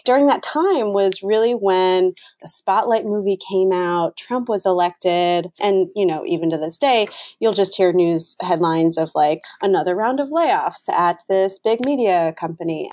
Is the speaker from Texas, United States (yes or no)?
no; Vermont, United States; now in Boston, United States; I'm not originally from Boston, I'm originally from Vermont